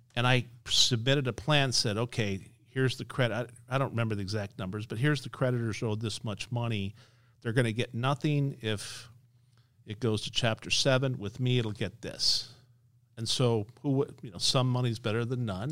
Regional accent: Las Vegas, Nevada, United States; I'm born and raised in Las Vegas, based in Las Vegas

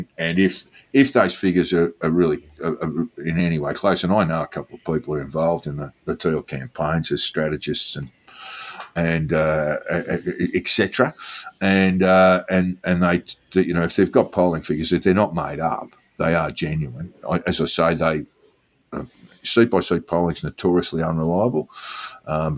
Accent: north of the Murray, New South Wales, Australia; north of the Murray, Jack, in my home state

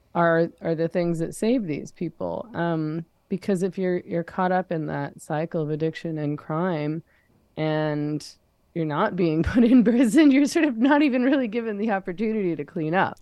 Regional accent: Vancouver, British Columbia, Canada; I come from Vancouver

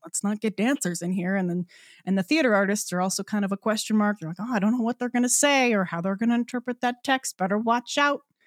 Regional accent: Newfoundland and Labrador, Canada; moved away as an adult; I'm, I'm from Newfoundland, so I was born and raised there. Um, so yeah, spent the first eighteen years of my life in, um, well, on the island

